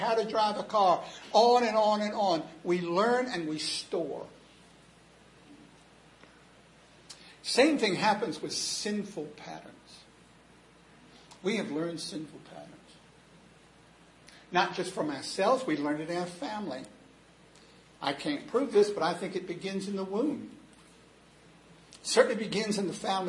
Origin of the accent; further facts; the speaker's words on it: United States; I'm an American